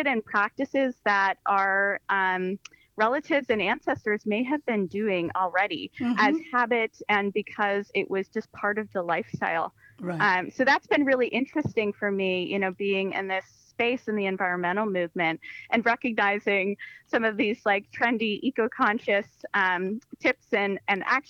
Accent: near Punxsutawney, Western Pennsylvania, United States; now in Washington, D.C. metro area, United States; where I grew up is actually pretty different from here where I'm calling in from. So it's a rural part of Western PA, northeast of Pittsburgh

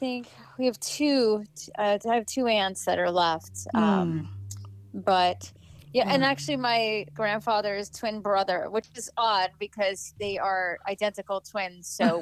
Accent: New York, United States; now in Florida, United States; So we were on the South Shore. I went to Lumbrook High School. My family, most of my family is still there.

